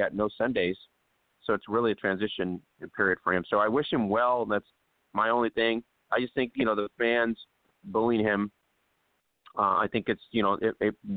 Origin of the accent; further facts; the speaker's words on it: California, United States; being a California guy